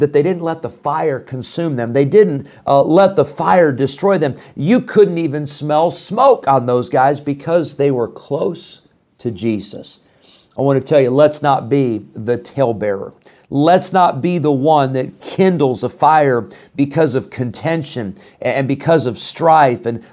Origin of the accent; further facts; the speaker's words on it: Illinois, United States; moved away; When I was growing up in Illinois, we had a wood burning stove